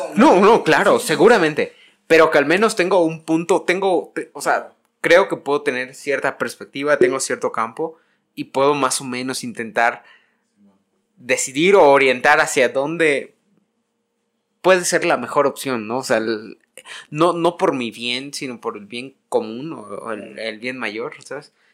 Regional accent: Yucatán, Mexico; now in Mexico City, Mexico; yo me siento yucateco y yo siento una obligación personalmente, De regresar

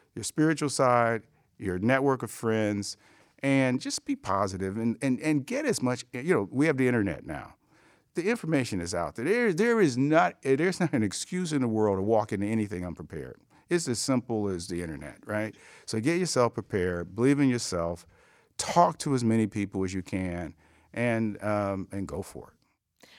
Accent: Cleveland, Ohio, United States; I came from Cleveland

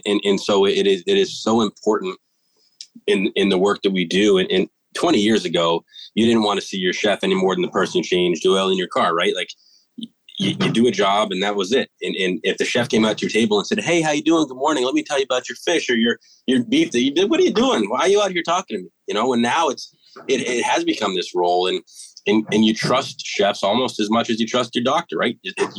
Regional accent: East Coast, United States; and I'm originally from the East Coast. So Ma, if you're listening, home's still my favorite.

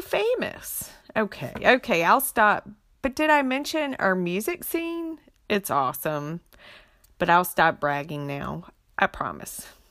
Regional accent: Beaufort County, North Carolina Inner Banks, United States; also born or lived in Wilmington, North Carolina; now in Fayetteville, United States; I was born and raised in Beaufort County

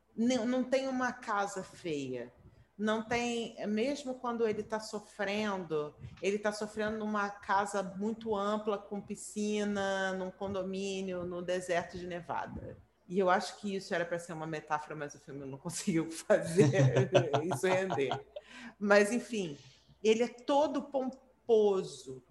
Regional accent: Brazil; eu, como brasileira

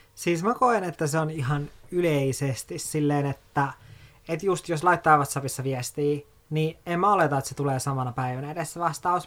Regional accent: Oulu, North Ostrobothnia, Finland; born or raised there; moved away as an adult; also born or lived in Kemijärvi, Lapland / Helsinki; now in Espoo, Finland

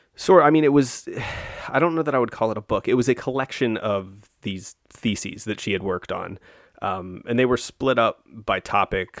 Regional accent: United States; as an American

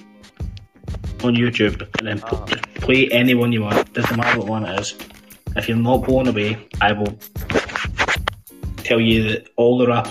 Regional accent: Hamilton, Scotland, United Kingdom; I'm from Hamilton in Scotland

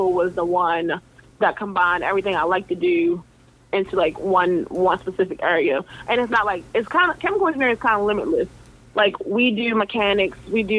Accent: Baltimore, Maryland, United States; I'm from Baltimore, Maryland.

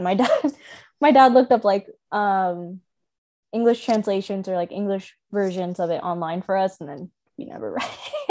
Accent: North India, India; I'm from North India, so, right, so

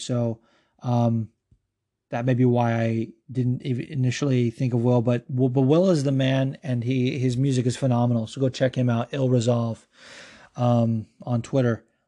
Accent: Las Vegas, Nevada, United States; I grew up in Vegas and I grew up around the betting scene

